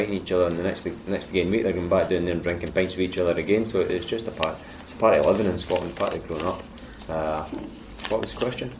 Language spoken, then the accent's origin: English; Zagreb, City of Zagreb, Croatia; fighting in the UFC, top organisation in the world, and then fighting in my hometown and registering a knockout in front of the country